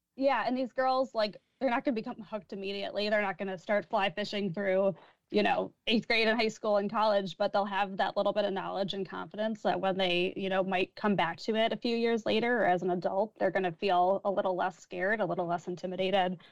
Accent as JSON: {"language": "English", "town": "Chicago", "region": "Illinois", "country": "United States", "tie": "born or raised there", "also_born_or_lived": "Michigan", "moved": "as an adult", "said": "I grew up in Chicago."}